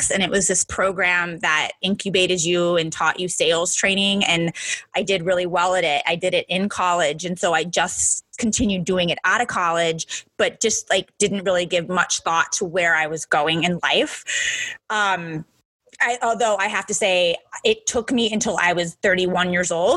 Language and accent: English; Midwest, United States; moved away; I'm from the Midwest originally